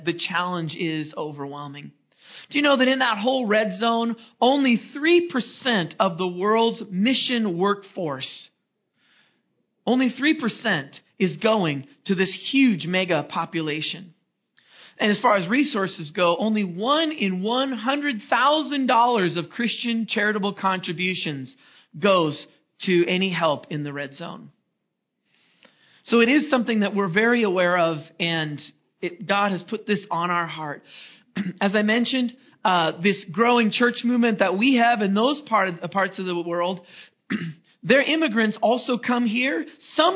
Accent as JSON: {"language": "English", "town": "Seattle", "region": "Washington", "country": "United States", "also_born_or_lived": "Los Angeles", "moved": "as an adult", "said": "my wife and I, we're from Seattle"}